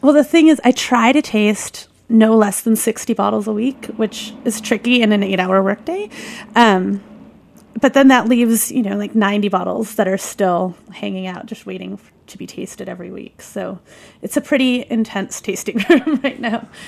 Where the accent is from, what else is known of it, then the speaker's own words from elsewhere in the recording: Michigan, United States; I grew up in Michigan